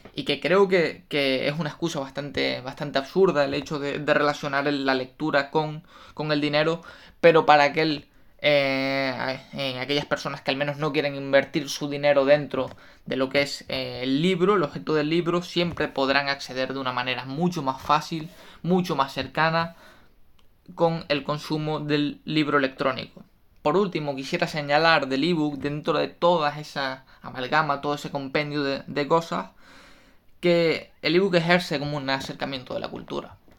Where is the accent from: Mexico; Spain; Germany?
Spain; me fui a trabajar fuera de, mi tierra, de mi país